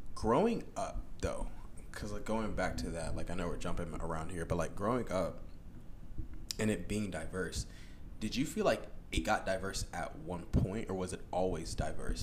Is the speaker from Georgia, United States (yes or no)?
yes; Gwinnett County, Georgia, United States; we grew up in Gwinnett, and while we were growing up in Gwinnett